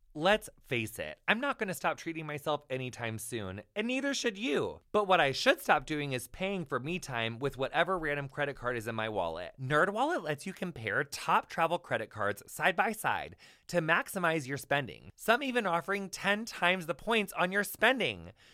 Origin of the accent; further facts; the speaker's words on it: Illinois, United States; I'm from Illinois